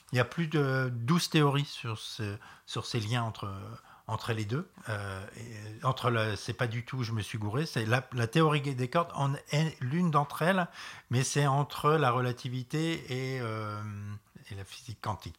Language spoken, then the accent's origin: French; Reims, Grand Est, France; je viens de Reims